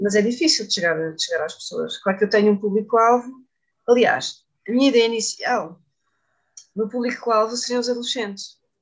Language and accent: Portuguese; Setúbal, Portugal; as minhas origens, onde eu cresci